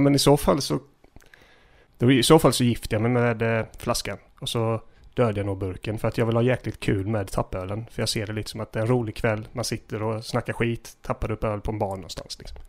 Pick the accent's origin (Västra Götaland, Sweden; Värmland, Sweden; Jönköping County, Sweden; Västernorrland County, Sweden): Jönköping County, Sweden; Gislaved; När jag växte upp i Gissle